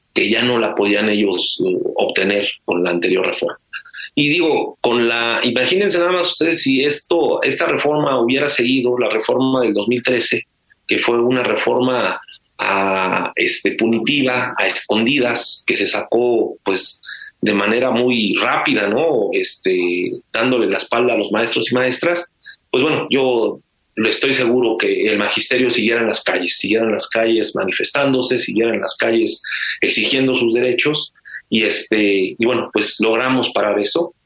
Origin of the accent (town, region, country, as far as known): Mexico